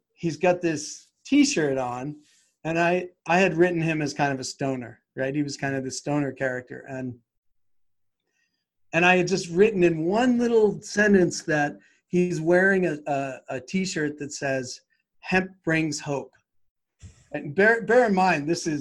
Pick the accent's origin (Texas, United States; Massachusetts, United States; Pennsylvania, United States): Massachusetts, United States; Boston; moved away; I'm from Boston.